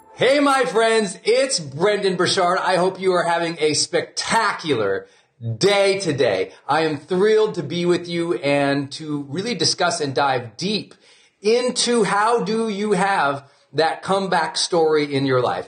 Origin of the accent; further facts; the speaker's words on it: Montana, United States; I'm from Montana